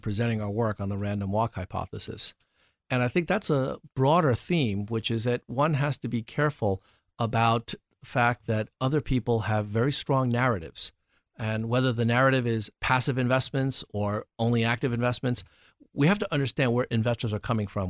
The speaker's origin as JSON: {"language": "English", "town": "New York City", "region": "New York", "country": "United States", "tie": "born or raised there", "moved": "yes", "said": "I grew up in New York City"}